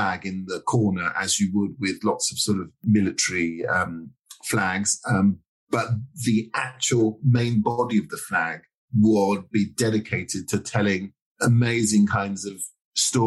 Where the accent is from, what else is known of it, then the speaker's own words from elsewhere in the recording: London, United Kingdom; also born or lived in Dorset; I'm a Londoner, and I feel very much a Londoner. I was born in South London in a place called Tooting